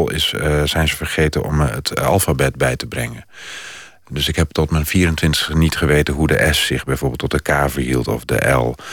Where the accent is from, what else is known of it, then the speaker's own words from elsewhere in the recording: Netherlands Antilles, Netherlands; also born or lived in Oldenzaal; Ik ben opgegroeid op de Nederlandse Antillen en ik kwam...